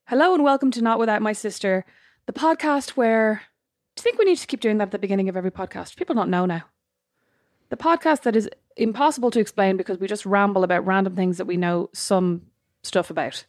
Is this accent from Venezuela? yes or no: no; Ireland; we're Irish